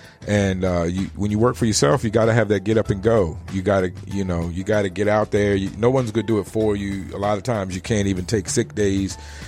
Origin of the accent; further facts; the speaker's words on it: East Coast, United States; I came from the East Coast where weed only came in a couple of forms.